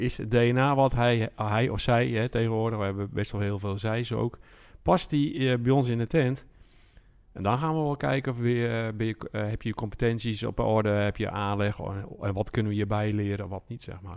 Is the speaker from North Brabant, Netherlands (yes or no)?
no; Alblasserwaard, South Holland, Netherlands; ik kom uit de Albasse Waard van oorsprong